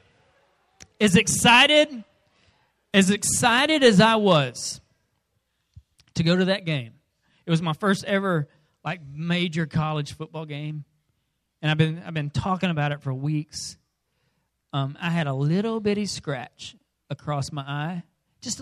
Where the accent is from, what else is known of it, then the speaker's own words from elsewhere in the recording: Arkansas, United States; we're rednecks from Arkansas.